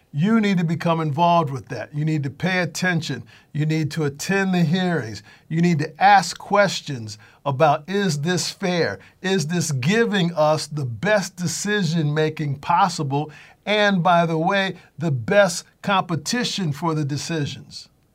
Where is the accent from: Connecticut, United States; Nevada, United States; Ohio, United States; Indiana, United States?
Connecticut, United States; I'm from Connecticut.